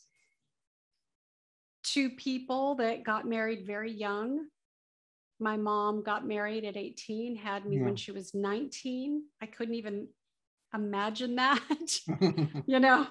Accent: South Bay, Southern California, United States; also born or lived in Orange County, California; I grew up in Southern California, born and raised. I grew up in the South Bay Area, Torrance, Redondo Beach, Hawthorne, that whole area.

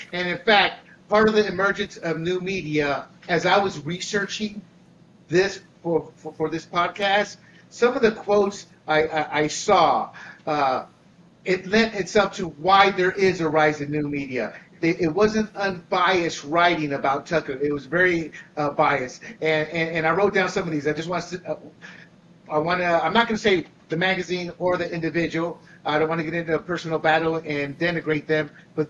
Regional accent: Panama; I was born and raised in Panama as an American citizen who experienced. I say experienced because I did not live under the two dictators. I was the protected citizen because I was an American citizen.

